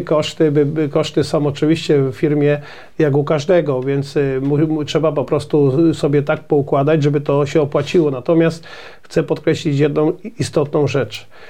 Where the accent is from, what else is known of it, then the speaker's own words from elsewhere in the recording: Poland; My, Polacy, a szczególnie rolnicy